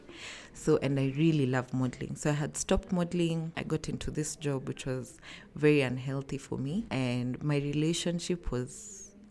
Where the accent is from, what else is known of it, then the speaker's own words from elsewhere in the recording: Nairobi, Kenya; I'm from Nairobi, Kenya